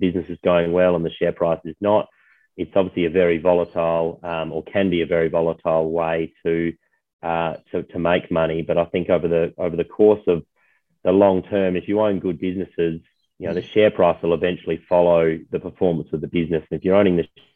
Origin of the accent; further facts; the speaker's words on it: Adelaide, South Australia, Australia; now in Sydney, Australia; born and bred in Adelaide